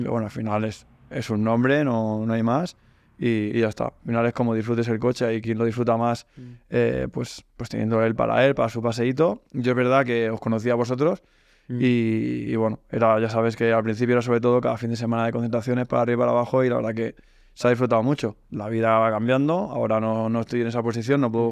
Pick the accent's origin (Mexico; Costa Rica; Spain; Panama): Spain; Sabadell, Catalonia; moved away; soy de Sabadell, aunque ahora ya me he mudado y vivo en otro sitio